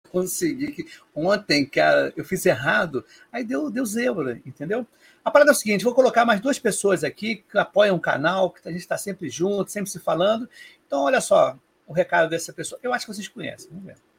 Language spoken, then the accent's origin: Portuguese; Rio de Janeiro, Brazil